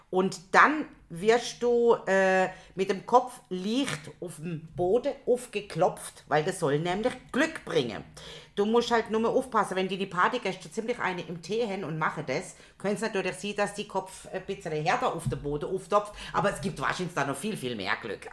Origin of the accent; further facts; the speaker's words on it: Germany; wir uns als Deutschig outeten